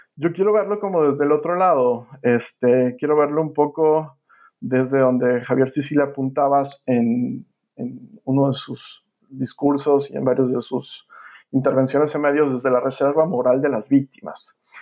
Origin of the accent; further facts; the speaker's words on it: Mexico; now in United States; mi país